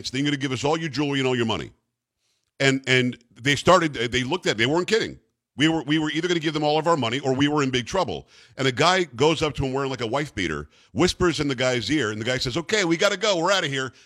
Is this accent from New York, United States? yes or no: yes; Metro New York, United States; I'm from Metro New York.